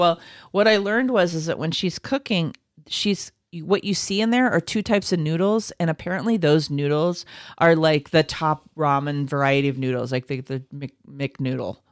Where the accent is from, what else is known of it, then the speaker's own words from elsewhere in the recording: United States; as an American who does not have a lot of exposure to Korean culture